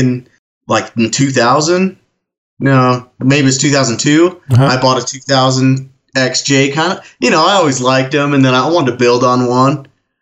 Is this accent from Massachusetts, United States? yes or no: no; Ogden, Utah, United States; my hometown, which is just kind of ironic, Ogden, Utah is where the Region 4 Forest Service office is